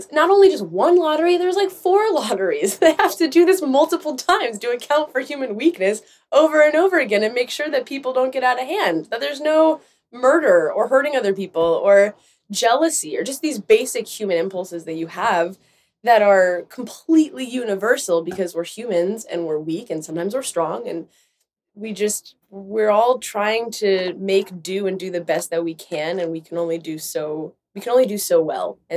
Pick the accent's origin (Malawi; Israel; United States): Israel; where I grew up in Israel for part of my life and went to an Orthodox school.